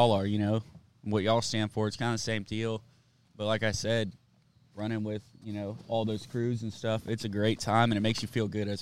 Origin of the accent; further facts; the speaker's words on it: Austin, Texas, United States; I grew up in South Austin